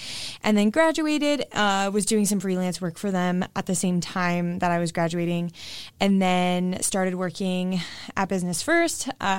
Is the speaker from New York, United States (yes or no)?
no; Westerville, Ohio, United States; I am from Westerville and my mom had a job there, so I got free tuition